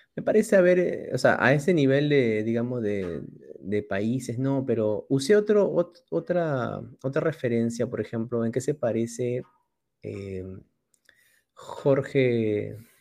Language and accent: Spanish; Lima, Peru; yo soy limeño, soy el típico limeñito huevón